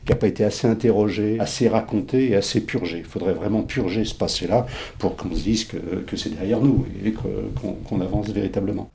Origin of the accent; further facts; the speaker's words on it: Saint-Denis, Île-de-France, France; also born or lived in Aubervilliers; J'ai toujours vécu euh, en Seine-Saint-Denis. Je suis né à Saint-Denis